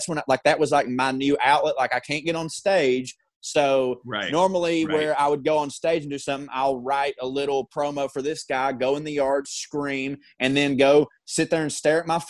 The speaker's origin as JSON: {"language": "English", "region": "Georgia", "country": "United States", "tie": "born or raised there", "said": "for the past 4 years living in Georgia"}